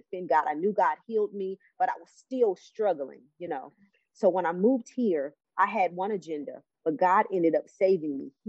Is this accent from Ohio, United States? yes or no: yes; Cleveland, Ohio, United States; now in Alabama, United States; I'm from Cleveland, Ohio